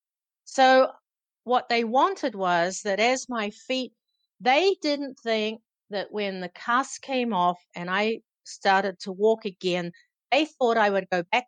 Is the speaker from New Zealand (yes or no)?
yes; Auckland, New Zealand; growing up in New Zealand, you know, the climate where I grew up in Auckland City